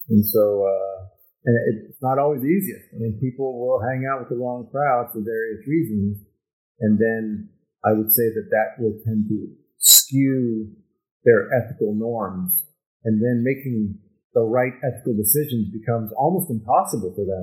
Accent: United States; I'm an American

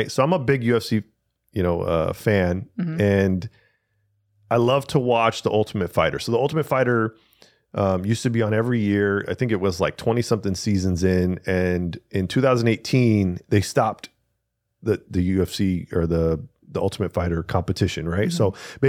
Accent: Spain; I'm from Spain. I'm a Spaniard Spanish speaker. Espanol.

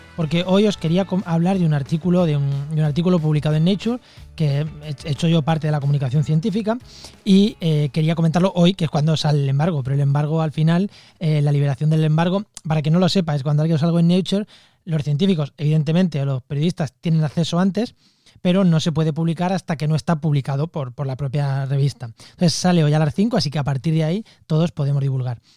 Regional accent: Spain; soy español

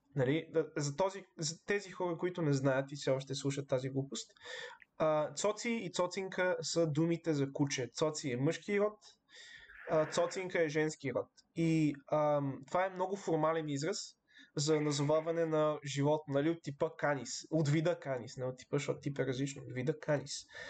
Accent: Bulgaria; ние сме българи

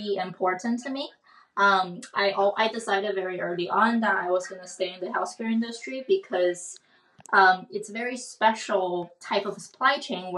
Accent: Canada; moved away as an adult; also born or lived in Waterloo, Canada / Europe; now in Boston, United States; I am a Canadian working and living in the U.S.

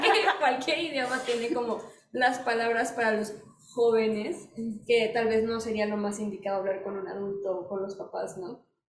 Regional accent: Mexico

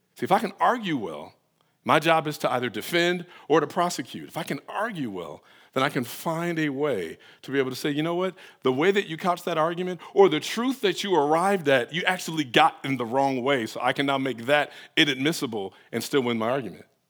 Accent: Detroit, Michigan, United States; now in Atlanta, United States; I'm from Detroit

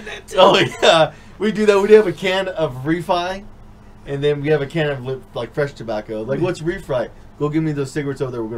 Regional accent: Lincoln, California, United States; When growing up in Lincoln, when it was different, there's a lot of white and Mexican people.

